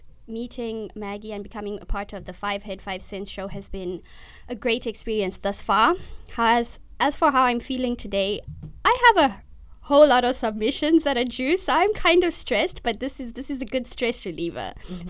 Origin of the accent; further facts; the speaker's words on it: Zimbabwe; from Zimbabwe